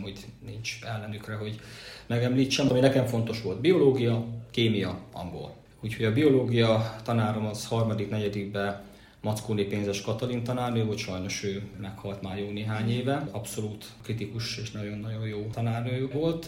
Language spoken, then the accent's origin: Hungarian; Szolnok, Jász-Nagykun-Szolnok, Hungary; moved away as an adult; also born or lived in Kisújszállás; now in United States; itt születtem